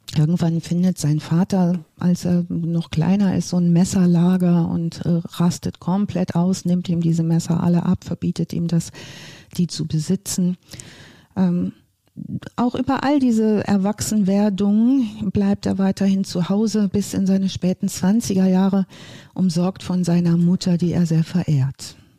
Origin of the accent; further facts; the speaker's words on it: North Rhine-Westphalia, Germany; moved away; ich komme ursprünglich aus dem Ostwestfälischen